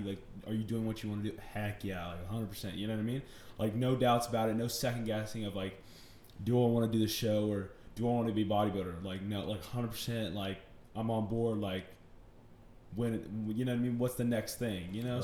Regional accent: Chapel Hill, North Carolina, United States; also born or lived in Mooresville, North Carolina; I'm from Chapel Hill, North Carolina. I was born in uh, Mooresville, North Carolina.

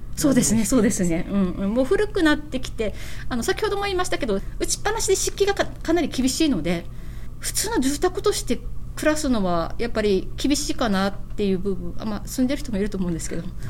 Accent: Okinawa, Japan; 私たちは沖縄の人間としては

